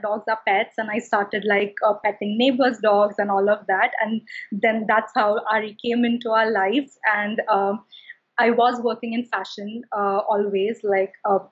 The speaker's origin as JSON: {"language": "English", "town": "Mumbai", "region": "Maharashtra", "country": "India", "tie": "born or raised there", "also_born_or_lived": "London", "moved": "as an adult", "lives_now": "New York, United States", "said": "growing up in Mumbai, I'm from Mumbai, India"}